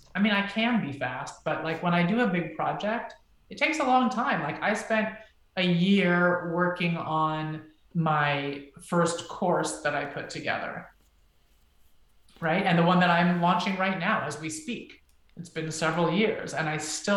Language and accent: English; United States; also born or lived in Israel; I'm from the United States